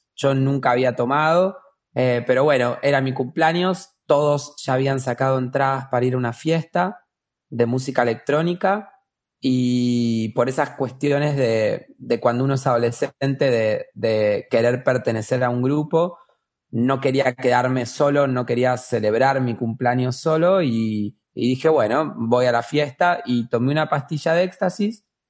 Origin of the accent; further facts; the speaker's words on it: Argentina; vivo en Argentina, nací en Argentina